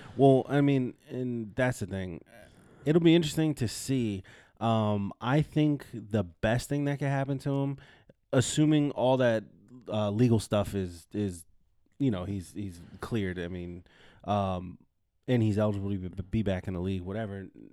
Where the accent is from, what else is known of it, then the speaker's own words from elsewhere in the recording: California, United States; friend's kid I grew up with in California